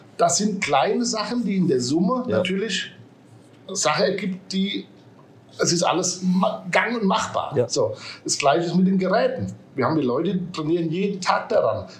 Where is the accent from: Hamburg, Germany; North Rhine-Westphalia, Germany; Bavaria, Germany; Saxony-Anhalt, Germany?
Bavaria, Germany; Aschaffenburg; gebürtig aus Aschaffenburg, komme auch aus Aschaffenburg